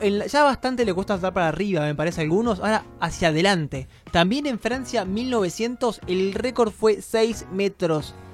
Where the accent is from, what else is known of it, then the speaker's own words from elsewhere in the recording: Caracas, Capital District, Venezuela; moved away; soy de Caracas